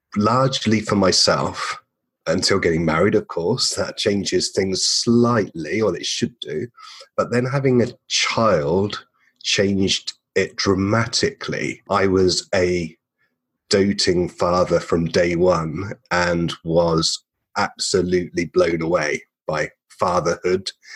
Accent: England, United Kingdom; moved away as an adult; now in Perth, Australia; I'm an Englishman.

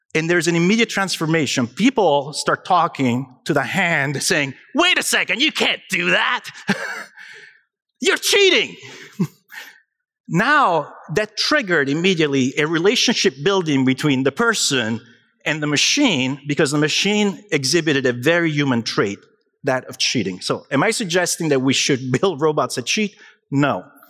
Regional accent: Naples, Campania, Italy; moved away; io sono italiano, vengo da Napoli.

